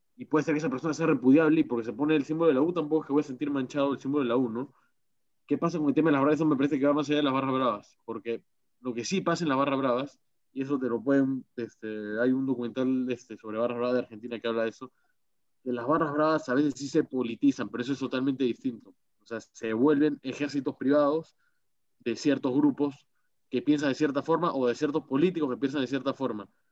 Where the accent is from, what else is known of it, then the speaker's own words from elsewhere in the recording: Peru; el que se identifica como peruano, como yo